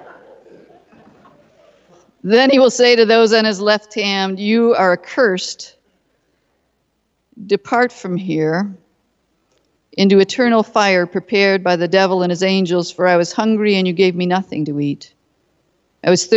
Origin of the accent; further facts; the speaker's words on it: Detroit, Michigan, United States; I'm from Detroit